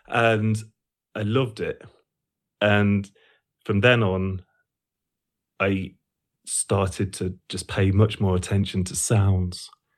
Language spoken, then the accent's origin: English; Sleaford, East Midlands, United Kingdom; So I grew up in Lincolnshire, a small town called Sleaford.